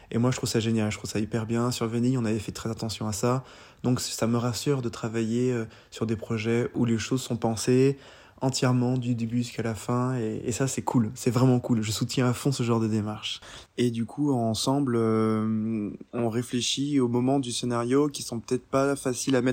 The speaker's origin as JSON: {"language": "French", "country": "Guadeloupe", "also_born_or_lived": "Normandy, France", "said": "parce que moi je suis guadeloupéen mais je suis aussi normand et j'ai grandi pas mal d'été sur les falaises normandes"}